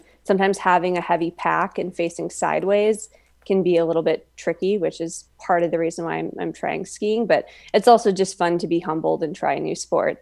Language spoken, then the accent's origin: English; Midwest, United States; I grew up in the Midwest, so there's not really much for mountains